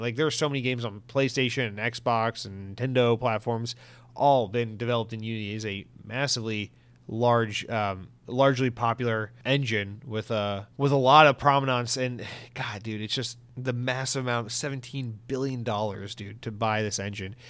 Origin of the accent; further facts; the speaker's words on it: United States; I'm fucking American